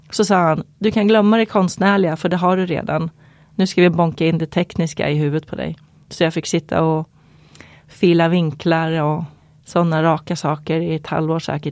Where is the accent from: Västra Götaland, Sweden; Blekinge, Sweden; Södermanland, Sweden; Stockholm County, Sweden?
Södermanland, Sweden; Eskilstuna; i mina krokar i Eskilstuna där jag växte upp.